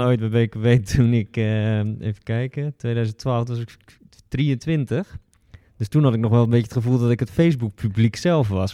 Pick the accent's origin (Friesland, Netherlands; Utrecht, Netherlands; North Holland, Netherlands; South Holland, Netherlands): South Holland, Netherlands; Westland; ik kom uit het Westland, dus een kassengebied in de buurt van Den Haag.